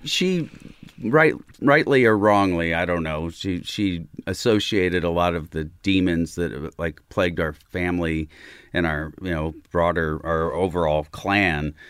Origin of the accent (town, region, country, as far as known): Southern Illinois, United States; born or raised there; moved away; also born or lived in Chicago